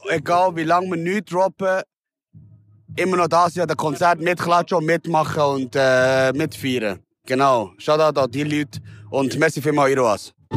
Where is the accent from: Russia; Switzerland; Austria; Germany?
Switzerland; Bern; ich bin halt in der Langas aufgewachsen